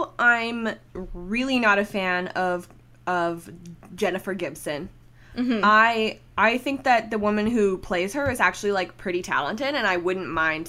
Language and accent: English; Canada; I'm Canadian